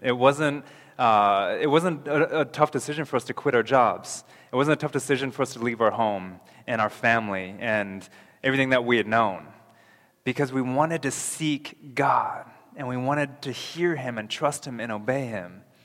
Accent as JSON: {"language": "English", "region": "North Carolina", "country": "United States", "moved": "yes", "lives_now": "Canada", "said": "North Carolina"}